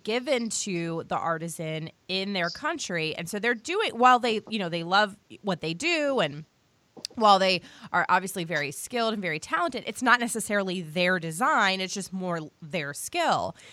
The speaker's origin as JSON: {"language": "English", "region": "Virginia", "country": "United States", "said": "I'm from Virginia"}